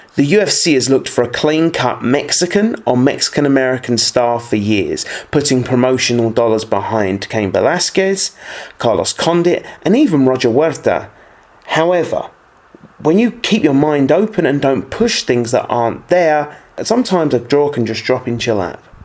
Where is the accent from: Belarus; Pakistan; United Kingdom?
United Kingdom; my home country of the United Kingdom